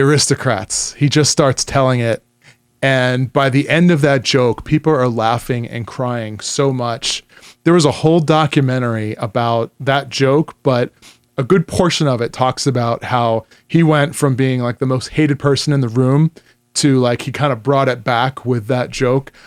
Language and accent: English; New York, United States; I grew up in New York